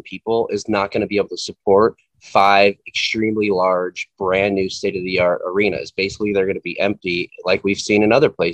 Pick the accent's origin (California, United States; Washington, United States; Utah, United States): Utah, United States; Salt Lake City; I was born in Salt Lake City, Utah